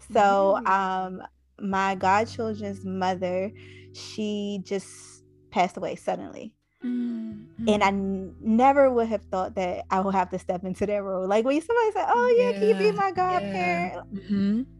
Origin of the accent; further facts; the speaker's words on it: Washington, District of Columbia, United States; now in Atlanta, United States; I'm actually from Anacostia. I live in Atlanta now.